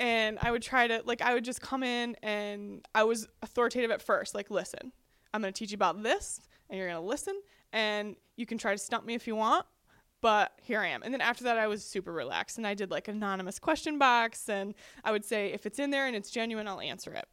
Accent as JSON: {"language": "English", "region": "North Georgia", "country": "United States", "tie": "born or raised there", "said": "we come from North Georgia"}